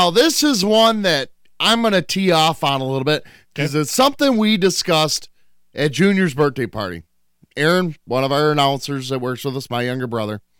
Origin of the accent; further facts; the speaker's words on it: Michigan, United States; I'm from Michigan.